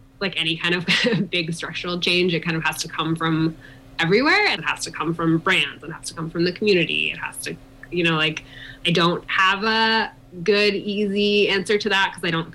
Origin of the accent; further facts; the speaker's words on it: East Coast, United States; moved away as an adult; now in Colorado, United States; I'm from the East Coast originally. I moved to Colorado to the Vail Valley when I was 21